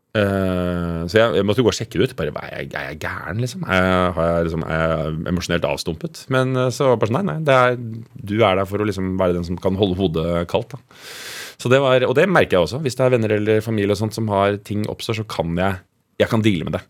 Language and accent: Norwegian; Oslo, Norway; also born or lived in Mortensrud, Oslo; Nordstrand er en eh, ganske rik, eh, hvit bydel i, eh, i Oslo. Som jeg vokste opp